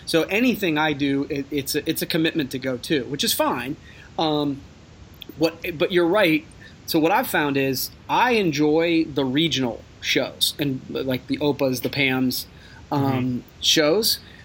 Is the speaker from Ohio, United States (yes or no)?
yes; Coshocton, Ohio, United States; I'm from Coshocton, Ohio.